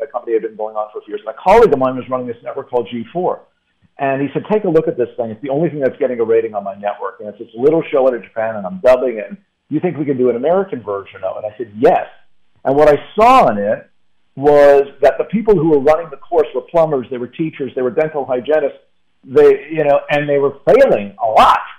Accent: Canada; when I was nine years old, as a Canadian

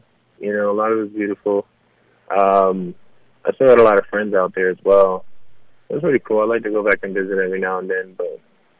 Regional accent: New York City, New York, United States; also born or lived in Los Angeles; now in Georgia, United States; New York is always a part of me. I'm a New Yorker through and through.

